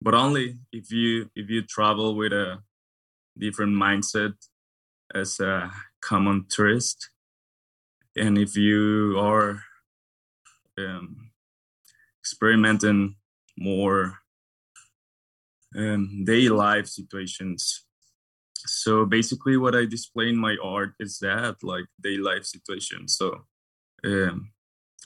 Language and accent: English; Guadalajara, Jalisco, Mexico; moved away; also born or lived in Los Angeles, United States; I was born in this city called Guadalajara. It is in the Mexican Western.